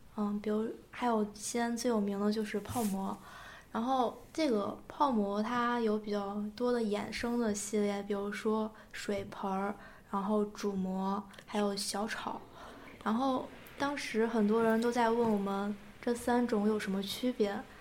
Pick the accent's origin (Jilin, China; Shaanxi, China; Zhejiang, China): Shaanxi, China; Xi'an; moved away as an adult; now in Nanjing, China; 我来自西安，现在在南京上学